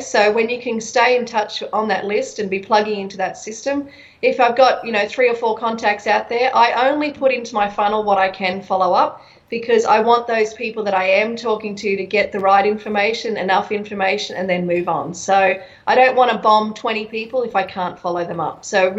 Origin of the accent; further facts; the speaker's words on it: Brisbane, Queensland, Australia; moved away as an adult; also born or lived in United States; I'm from here. I'm from Brisbane.